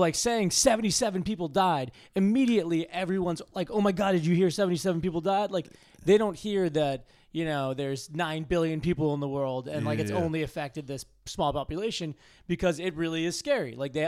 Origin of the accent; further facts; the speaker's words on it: Massachusetts, United States; Yeah. I grew up just outside of Boston.